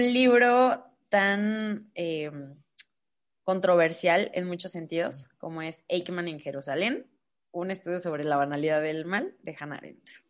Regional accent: Irapuato, Guanajuato, Mexico; soy de Guanajuato, de Irapuato eh, específicamente

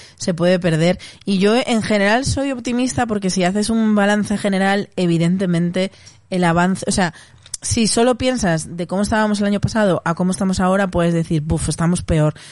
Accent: Castile and León, Spain; doy gracias como castellano leonesa

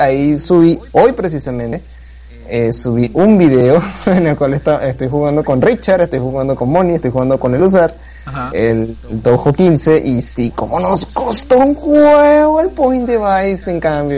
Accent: Venezuela; soy de Venezuela

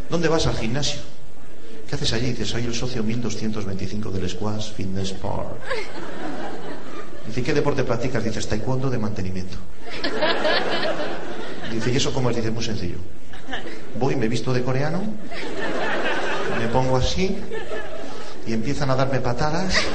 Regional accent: Ponferrada, Castile and León, Spain; Yo soy de Ponferrada.

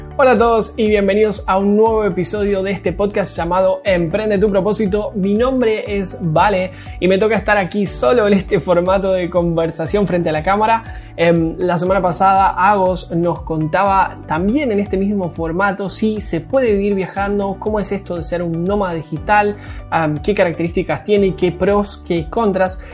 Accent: Argentina; para mí que soy argentino, para nosotros los argentinos el resto del mundo nos queda muy muy lejos

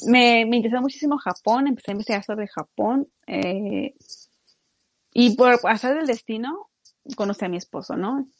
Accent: Mexico; now in Japan; uno como mexicano

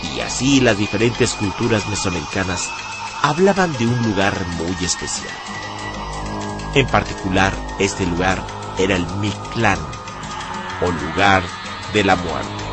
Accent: Mexico; nosotros como mexicanos

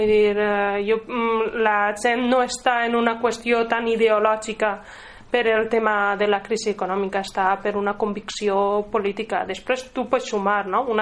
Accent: Catalonia, Spain; Perquè soc catalana eh, i no puc viure sotmesa eternament a un estat que me resulta estrany completament

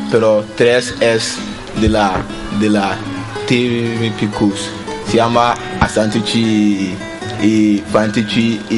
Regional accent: Ghana; Spanish is a second language; Eh, mi país es Ghana y está en África

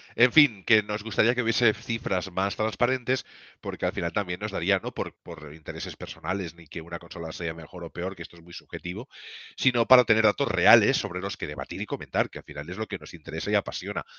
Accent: Spain

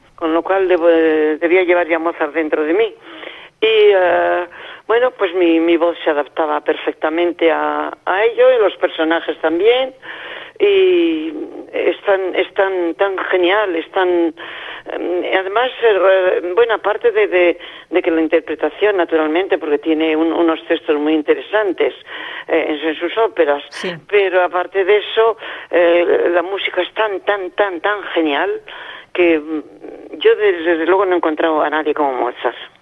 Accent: Spain

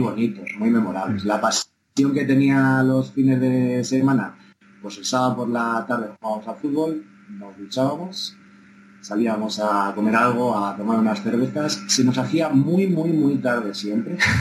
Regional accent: Cuenca de Campos, Castile and León, Spain; Soy un niño de Cuenca de Campos, como te digo, de la escuela rural, de mi maestro don Valentín

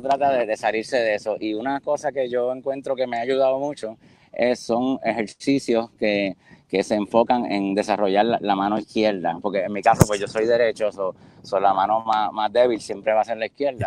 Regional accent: San Juan, Puerto Rico; moved away as an adult; also born or lived in Boston / Fort Lauderdale; soy de pues, San Juan, Río Piedra, sí, Santurce, eso es como un área ahí

